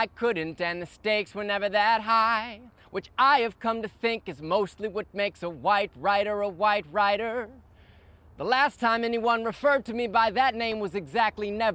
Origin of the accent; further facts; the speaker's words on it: Midwest, United States; now in Brooklyn, United States; I grew up in the Midwest, and I am based in Brooklyn, New York